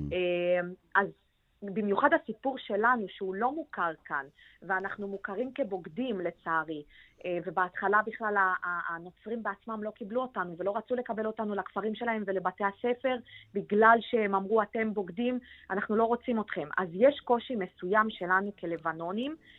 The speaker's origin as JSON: {"language": "Hebrew", "country": "Lebanon", "second_language": "Hebrew", "moved": "yes", "lives_now": "Israel", "said": "לבנון, המדינה שלנו"}